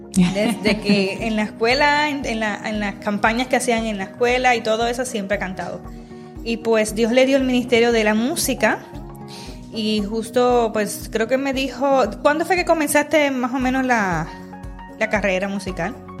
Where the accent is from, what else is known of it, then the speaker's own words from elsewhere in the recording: Puerto Rico; De la misma región que somos de Puerto Rico, las tres somos de Puerto Rico